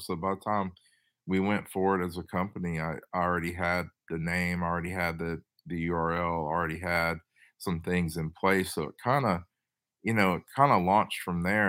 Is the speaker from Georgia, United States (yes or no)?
no; Tennessee, United States; also born or lived in Los Angeles, California / Boston; I'm from Tennessee, but I worked in California, Los Angeles, and Boston for a little bit